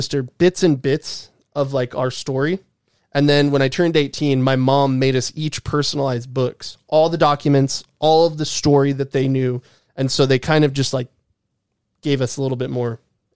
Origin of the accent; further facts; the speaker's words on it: California, United States; I grew up in California